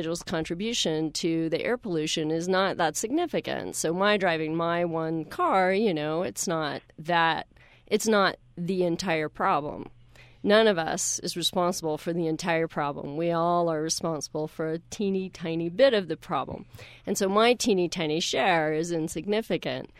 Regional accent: Deep South, United States; now in Utah, United States; I grew up in the Deep South

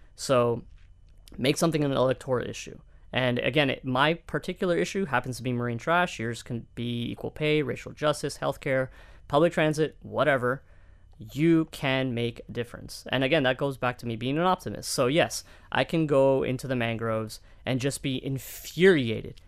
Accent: Miami, Florida, United States; also born or lived in Coral Gables; born and raised in Miami

